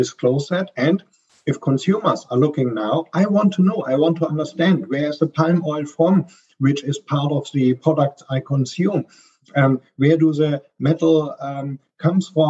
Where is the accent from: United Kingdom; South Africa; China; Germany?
Germany; accent: German; English is a second language; I'm a German, as you can hear from my strong accent, I'm based here out of Frankfurt, Germany